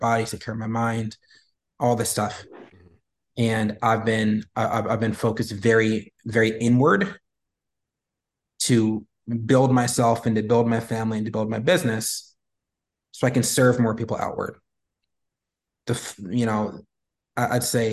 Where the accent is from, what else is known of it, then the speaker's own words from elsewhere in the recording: United States; being a Black man in America